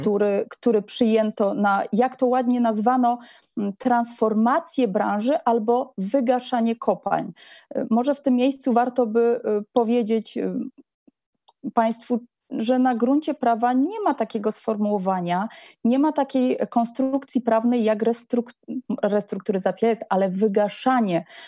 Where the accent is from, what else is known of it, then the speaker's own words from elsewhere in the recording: Silesian Voivodeship, Poland; sama jestem ślązaczką